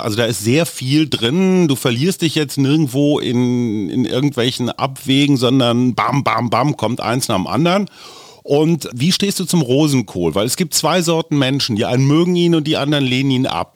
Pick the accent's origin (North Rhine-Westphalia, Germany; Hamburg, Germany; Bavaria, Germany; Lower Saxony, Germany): Lower Saxony, Germany; Oldenburg area; Ich komme aus der Gegend